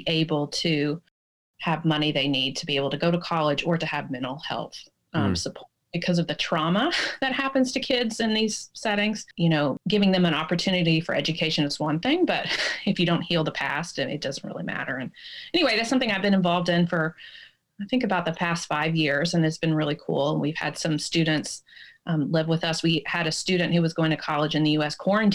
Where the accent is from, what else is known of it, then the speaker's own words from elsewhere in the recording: Tennessee, United States; moved away; also born or lived in Washington; I grew up in Tennessee